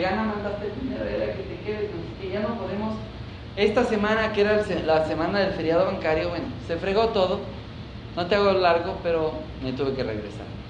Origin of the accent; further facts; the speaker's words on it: Ecuador; soy de Ecuador